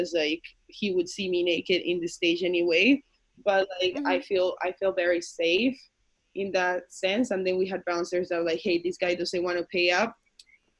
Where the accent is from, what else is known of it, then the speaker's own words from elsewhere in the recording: Canada; English is a second language; I am from Canada